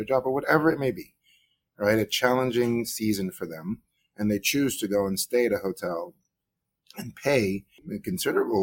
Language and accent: English; New York, United States; also born or lived in Guyana; I moved to New York when I was 8 years old